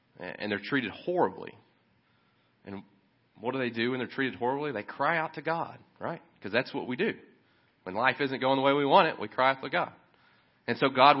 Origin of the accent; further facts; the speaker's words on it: Kentucky, United States; I'm from Kentucky